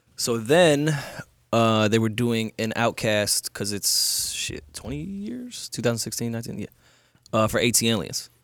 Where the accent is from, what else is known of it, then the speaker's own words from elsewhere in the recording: New York, United States; I'm a New Yorker